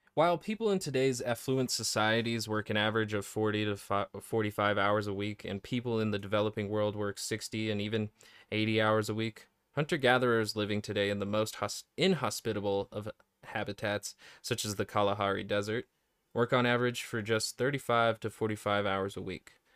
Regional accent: United States; I'm an American

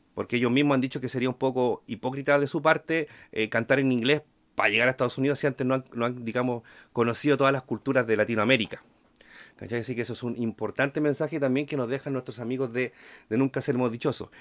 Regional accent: Chile

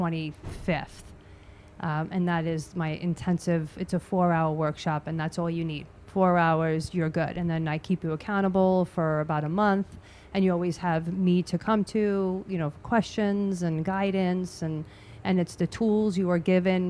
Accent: New York, United States; I'm a New Yorker, Italian New Yorker

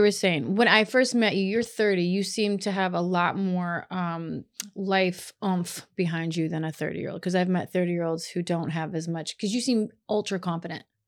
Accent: Kentucky, United States; moved away; I grew up in Kentucky

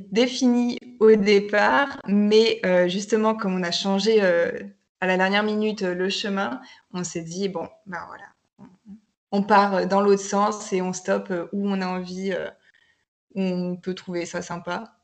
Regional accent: Bordeaux, Nouvelle-Aquitaine, France; now in Spain; j'ai 28 ans, je suis originaire de Bordeaux et euh, je suis actuellement en Espagne

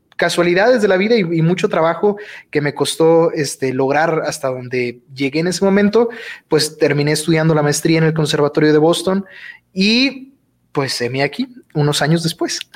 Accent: Durango, Mexico; soy de Durango, Durango, este, orgullosamente de, aquí del estado de Durango

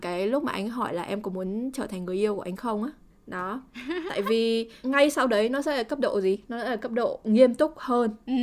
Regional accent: Vietnam; mình là người Việt Nam

